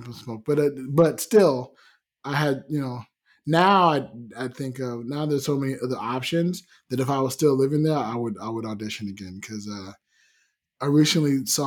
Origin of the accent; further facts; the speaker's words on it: California, United States; moved away as an adult; also born or lived in Las Vegas, Nevada; now in Spain; I grew up in California